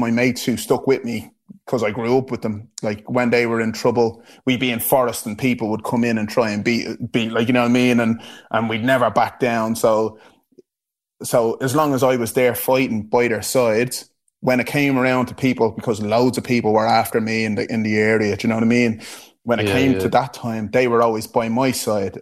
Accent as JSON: {"language": "English", "town": "Dublin", "region": "Leinster", "country": "Ireland", "tie": "born or raised there", "accent": "Irish accent from Blanchardstown", "moved": "as an adult", "lives_now": "London, United Kingdom", "said": "where I lived in Blanchardstown, well, like Clonsilla, Blanchardstown area"}